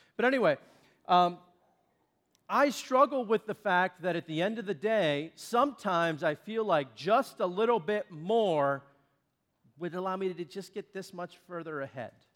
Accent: Shakora, Pennsylvania, United States; from Shakora, which is where I now live, but that was also my hometown

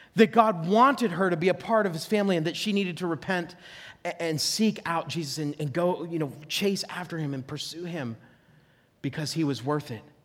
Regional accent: near Oil City, Franklin area, Pennsylvania, United States; I grew up up near Oil City, Franklin area

